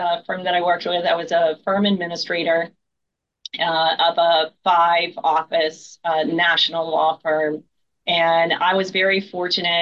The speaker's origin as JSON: {"language": "English", "town": "Miami", "region": "Florida", "country": "United States", "tie": "born or raised there", "said": "I am actually a born and bred in Miami"}